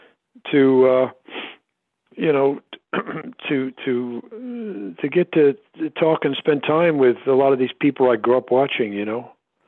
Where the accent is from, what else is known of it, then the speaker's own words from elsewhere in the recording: Philadelphia, Pennsylvania, United States; I'm a fan of the Eagles, you know, because I grew up in Philly.